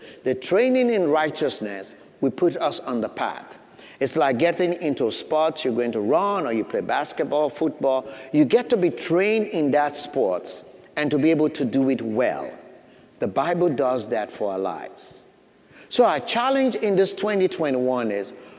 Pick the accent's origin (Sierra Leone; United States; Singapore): Sierra Leone; moved away; I grew up back in Sierra Leone, West Africa